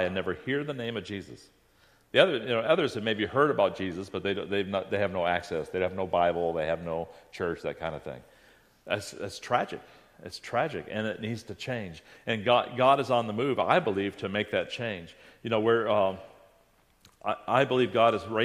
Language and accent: English; United States; I grew up in America